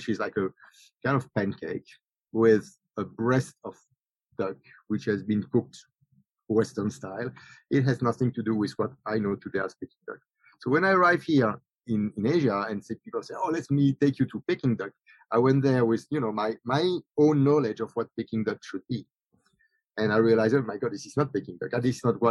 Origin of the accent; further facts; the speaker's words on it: Belgium; now in Singapore; I'm from Belgium.